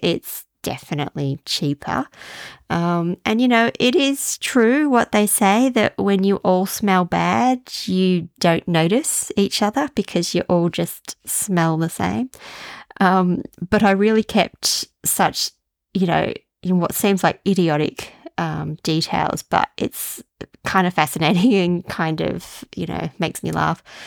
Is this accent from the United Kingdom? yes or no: no; Australia; as an Australian